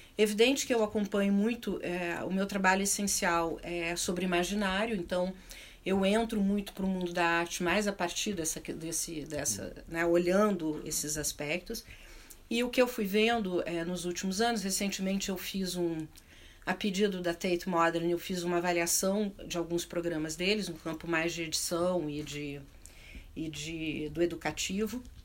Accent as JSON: {"language": "Portuguese", "town": "Porto Alegre", "region": "Rio Grande do Sul", "country": "Brazil", "tie": "born or raised there", "also_born_or_lived": "Chicago", "said": "eu cresci em Porto Alegre, é, no sul, no extremo sul do, do, do Brasil"}